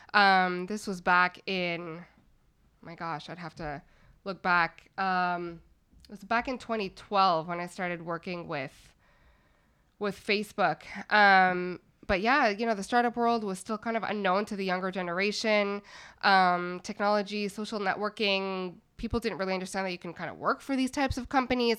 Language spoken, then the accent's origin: English; Montreal, Quebec, Canada; moved away; also born or lived in Toronto; I'm from Montreal, uh, Canada originally